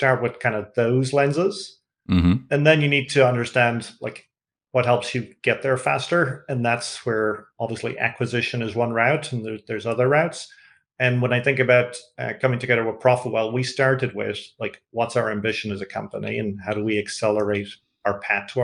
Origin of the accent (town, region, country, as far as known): Ireland; accent: Irish (like Bono's)